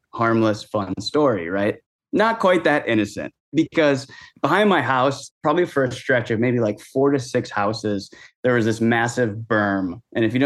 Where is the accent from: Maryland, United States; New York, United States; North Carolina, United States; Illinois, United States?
Illinois, United States; Chicago; I'm from Chicago, but I'm down here for the holidays